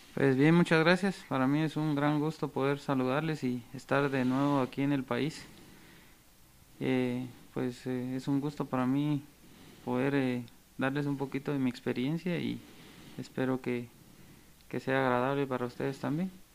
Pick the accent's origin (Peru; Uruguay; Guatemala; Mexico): Guatemala; como guatemaltecos